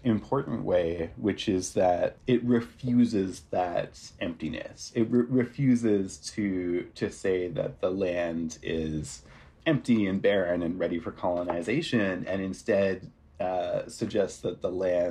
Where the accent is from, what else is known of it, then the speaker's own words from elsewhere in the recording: Ontario, Canada; I grew up in Ontario